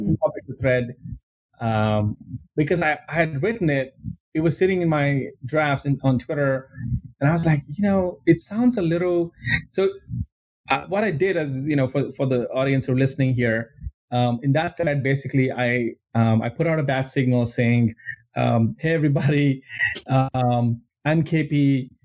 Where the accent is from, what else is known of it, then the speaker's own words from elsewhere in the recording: India; moved away as an adult; I grew up in India and I, I grew up like I was, I was there until I was 21